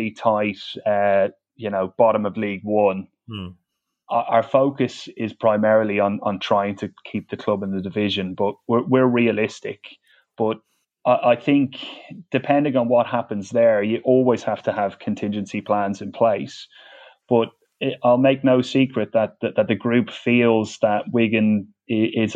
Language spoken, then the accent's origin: English; Dublin, Leinster, Ireland; accent: Dublin; I grew up in Dublin